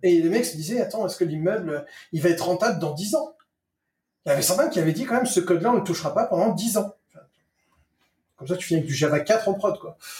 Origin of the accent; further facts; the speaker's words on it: France; moved away; je suis un Français expatrié